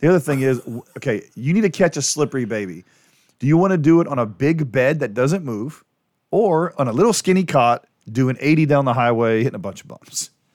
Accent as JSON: {"language": "English", "town": "New Orleans", "region": "Louisiana", "country": "United States", "tie": "born or raised there", "said": "growing up in New Orleans"}